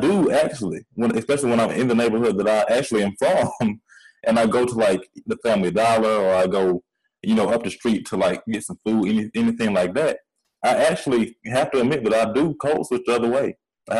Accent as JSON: {"language": "English", "town": "Atlanta", "region": "Georgia", "country": "United States", "also_born_or_lived": "Louisiana", "accent": "country", "said": "I lived in Louisiana for a good chunk of time, especially when I was younger, even though I am from Atlanta."}